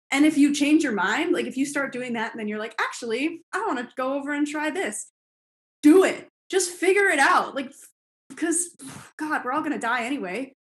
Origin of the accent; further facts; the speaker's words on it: Toronto, Ontario, Canada; in my hometown